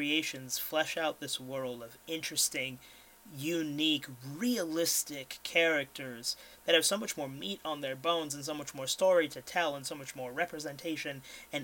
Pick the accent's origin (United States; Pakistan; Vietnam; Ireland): Ireland; as an Irishman